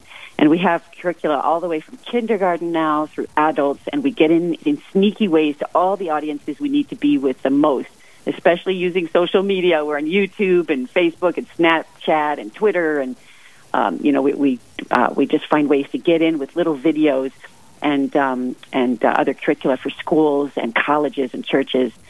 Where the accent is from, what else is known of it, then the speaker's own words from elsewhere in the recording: Seattle, Washington, United States; now in Rapid City, United States; I hail from Seattle, Washington, where we never see snow like this